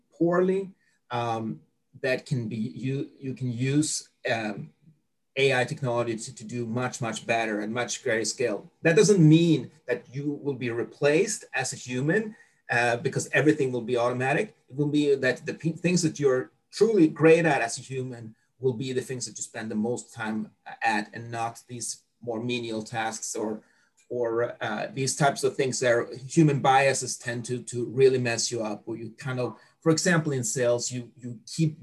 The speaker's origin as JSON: {"language": "English", "country": "Sweden", "tie": "born or raised there", "also_born_or_lived": "United States", "moved": "as an adult", "said": "I grew up in Sweden."}